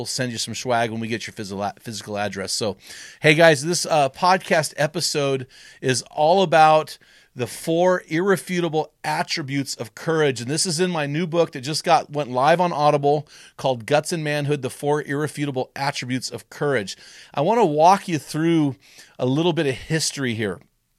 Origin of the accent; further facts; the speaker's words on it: California, United States; and we grew up in San Luis Obispo County. I was born there. I lived there for 35 years.